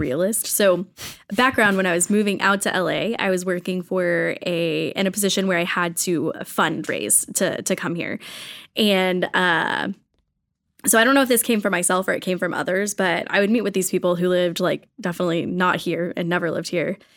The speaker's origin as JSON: {"language": "English", "region": "Texas", "country": "United States", "moved": "as an adult", "lives_now": "Los Angeles, United States", "said": "I am originally from Texas"}